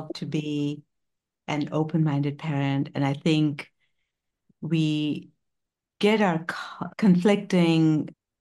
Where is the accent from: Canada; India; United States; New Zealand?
India; moved away; I'm an Indian immigrant parent